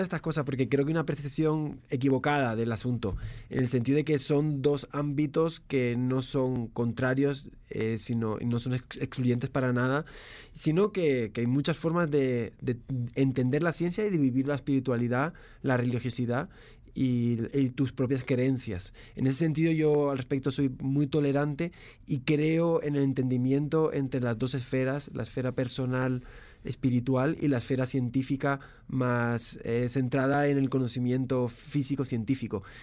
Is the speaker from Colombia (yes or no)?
no; Spain; yo soy español